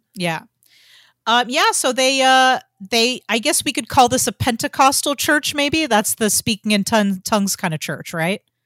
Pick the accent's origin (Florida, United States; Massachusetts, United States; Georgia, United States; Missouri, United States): Georgia, United States; I grew up in Georgia and everybody went to church